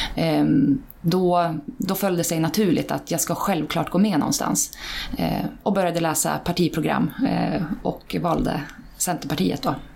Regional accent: Iggesund, Gävleborg County, Sweden; now in Hallstahammar, Sweden; jag kommer från Iggesund, Hälsingland.

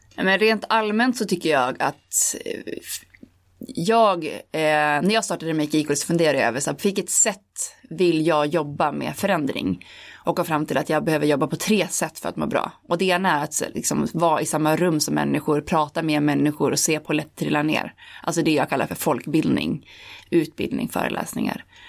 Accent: Holmsund, Västerbotten County, Sweden; när jag växte upp, alltså i Homsund där jag kom ifrån

